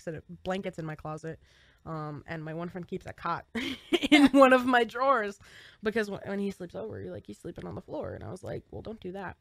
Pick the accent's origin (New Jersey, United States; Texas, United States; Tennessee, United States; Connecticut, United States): New Jersey, United States; We're from New Jersey.